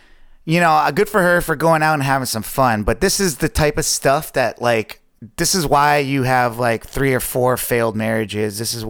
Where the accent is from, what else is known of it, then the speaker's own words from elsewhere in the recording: New York City, New York, United States; I was born in Staten Island